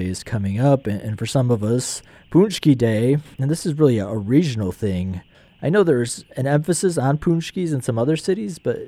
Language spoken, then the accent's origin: English; Wheaton, Illinois, United States; I grew up in Wheaton, and I have these great memories of my grandma